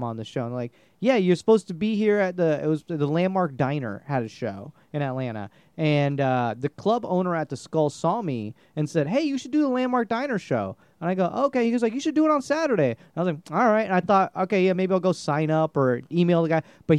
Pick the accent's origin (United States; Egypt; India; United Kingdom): India; I'm just going to be an engineer. I'm Indian.